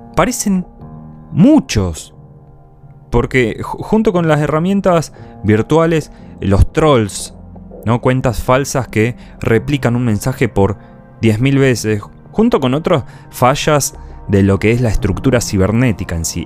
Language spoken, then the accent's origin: Spanish; Argentina; En mi país hay. En Argentina hay